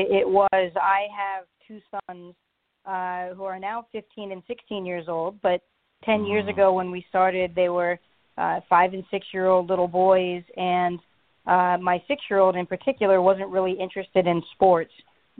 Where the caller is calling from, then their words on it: Pittsburgh, Pennsylvania, United States; I am calling from Pittsburgh, Pennsylvania.